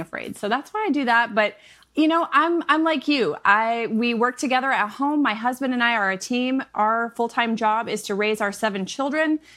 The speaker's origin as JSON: {"language": "English", "region": "Michigan", "country": "United States", "moved": "yes", "said": "I am a Midwest mama of seven. I'm originally from Michigan"}